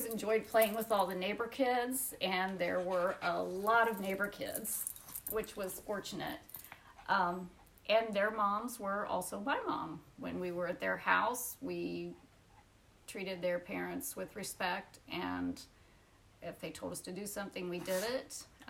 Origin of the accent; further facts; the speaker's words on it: Union City, United States; I grew up in Union City on High Street